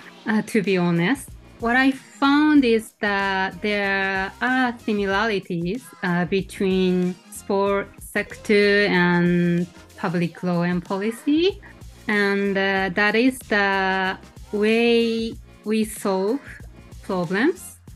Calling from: Tokyo, Japan; today I'm calling from Tokyo, Japan.

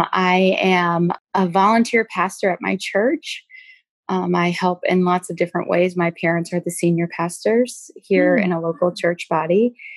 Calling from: Wisconsin, United States; Hi, I am in southern Wisconsin. I reside with my four children.

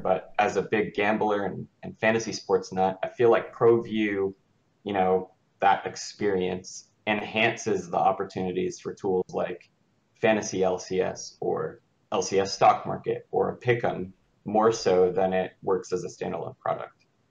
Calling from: Raleigh, North Carolina, United States; I'm calling from Raleigh, North Carolina

